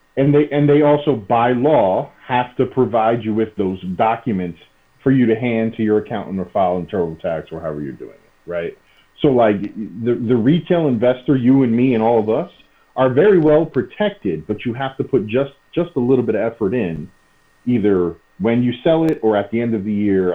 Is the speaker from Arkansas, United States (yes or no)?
no; New York, United States; moved away as an adult; also born or lived in Chicago / Alameda; I'm a New Yorker, born and raised